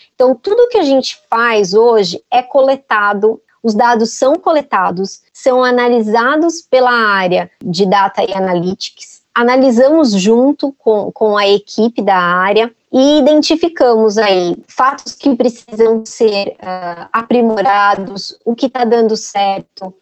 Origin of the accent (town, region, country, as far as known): Brazil